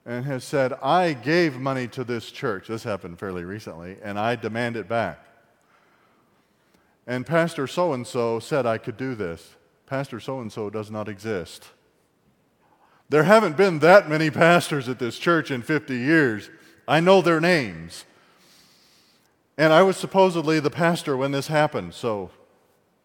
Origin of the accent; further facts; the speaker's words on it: Appalachia, United States; I'm an Appalachian American of German, French, and redneck